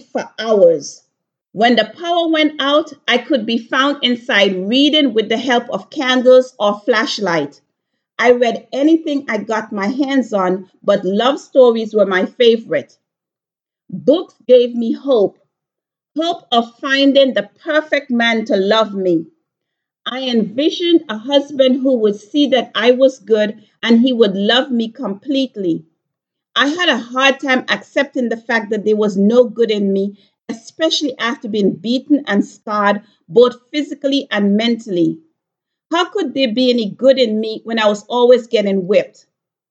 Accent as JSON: {"language": "English", "country": "Antigua & Barbuda", "tie": "born or raised there", "moved": "yes", "said": "my life growing up in Antigua"}